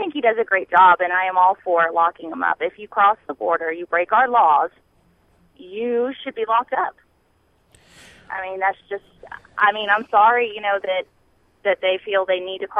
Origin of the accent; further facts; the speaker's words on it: Phoenix, Arizona, United States; now in Burleson, United States; I'm from Phoenix, so I lived there for about 13 years.